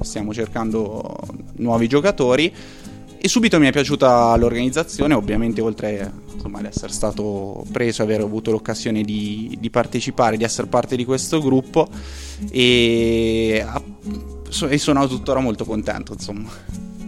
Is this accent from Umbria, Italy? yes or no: yes; Perugia, Umbria, Italy; moved away as an adult; now in Trento, Italy; non sono di Trento, sono di Perugia